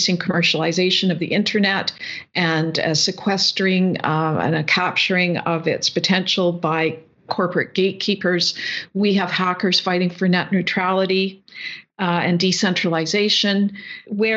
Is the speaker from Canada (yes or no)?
yes; the Canadian Prairies, Canada; coming from the prairies, being a Canadian